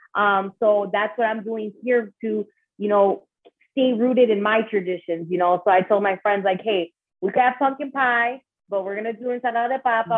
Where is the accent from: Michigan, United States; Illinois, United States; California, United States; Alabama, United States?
Illinois, United States; Chicago; moved away as an adult; now in Los Angeles, United States; I am born and raised in Chicago, Illinois, de padres Latinos